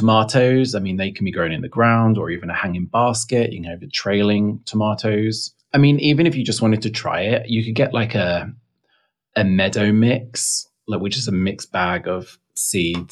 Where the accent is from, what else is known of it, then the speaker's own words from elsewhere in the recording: England, United Kingdom; now in Texas, United States; being English